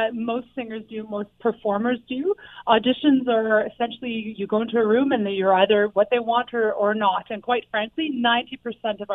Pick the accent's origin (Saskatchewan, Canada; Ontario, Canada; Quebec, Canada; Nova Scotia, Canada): Ontario, Canada; a little bit north of Toronto; now in Hamilton, Canada; I actually grew up a little bit north of Toronto, and then I've been in Hamilton for about 15 years now